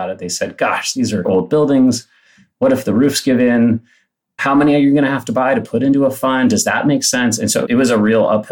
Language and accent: English; Palo Alto, California, United States; I grew up in Palo Alto. I was a public high school kid